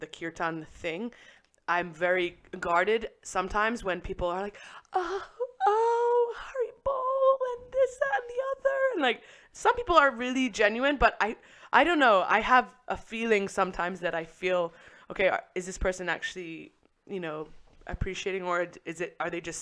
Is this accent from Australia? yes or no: no; England, United Kingdom; I'm from England